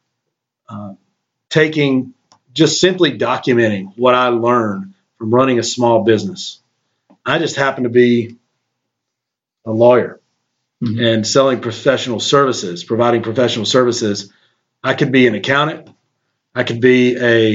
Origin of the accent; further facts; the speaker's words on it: Shelby, North Carolina, United States; born January 26, 1975 in Shelby, North Carolina, which is a small town, a medium-sized town, about 45 minutes away from Charlotte, which is a big town and the largest city in North Carolina and kind of a banking center of the South. So, I enjoyed growing up in Shelby